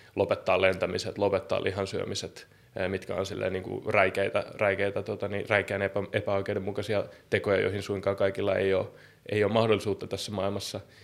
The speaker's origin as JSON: {"language": "Finnish", "town": "Helsinki", "region": "Uusimaa", "country": "Finland", "tie": "born or raised there", "said": "kasvanut, kuten sanottu, jossain Vallilassa ja kaupunkiympäristöissä"}